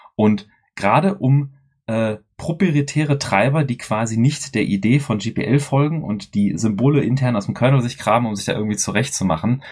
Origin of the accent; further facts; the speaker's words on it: Dortmund, North Rhine-Westphalia, Germany; wir drei sind ja Ruhrpöttler, wir kommen ja alle aus dem Pott hier. Ähm, der Chris und ich aus Dortmund